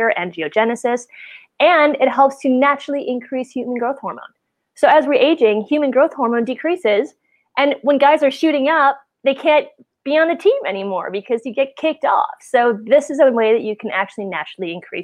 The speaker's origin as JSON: {"language": "English", "region": "Wisconsin", "country": "United States", "tie": "born or raised there", "also_born_or_lived": "California", "moved": "as an adult", "said": "I grew up in Wisconsin. So, you know, it's that Midwestern mentality"}